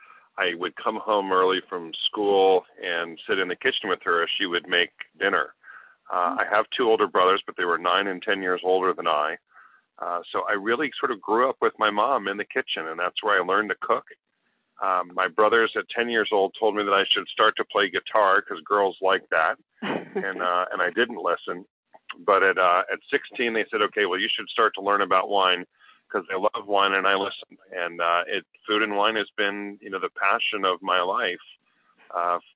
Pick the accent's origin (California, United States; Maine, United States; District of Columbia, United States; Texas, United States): District of Columbia, United States; Washington; I grew up in Washington, D.C.